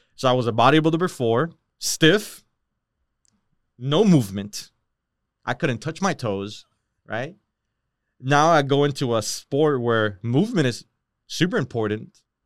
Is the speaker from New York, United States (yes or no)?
no; Hialeah, Florida, United States; also born or lived in Miramar, Florida / Miami Lakes, Florida; I grew up in Miramar, Hialeah, you know that area